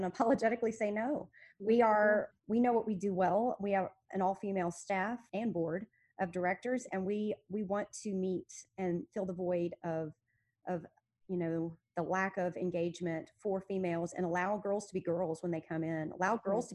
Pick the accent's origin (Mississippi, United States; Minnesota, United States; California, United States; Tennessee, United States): Tennessee, United States; Memphis; I was born and raised in Memphis.